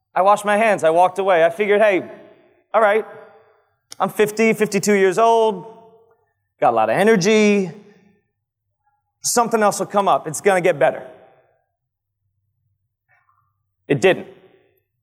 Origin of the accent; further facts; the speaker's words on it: Old Bridge, New Jersey, United States; now in Manalapan, United States; I'm in Manalapan, conveniently located to my hometown of Old Bridge